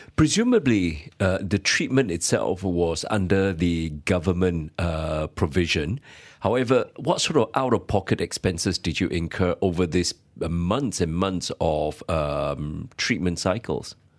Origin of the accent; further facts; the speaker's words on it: Malaysia; as fellow Malaysian